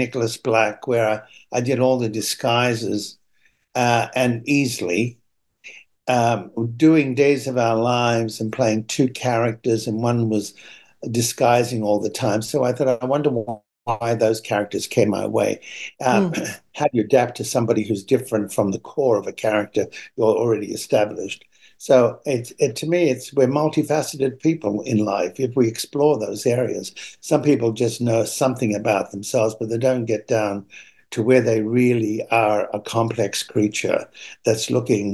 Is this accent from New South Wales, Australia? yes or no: yes; Sydney, New South Wales, Australia; moved away; also born or lived in New York; I grew up first in Sydney, Australia